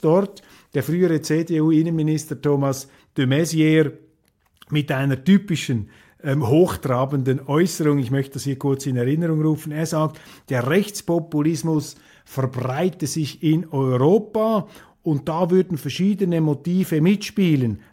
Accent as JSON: {"language": "German", "country": "Switzerland", "said": "als Schweizer"}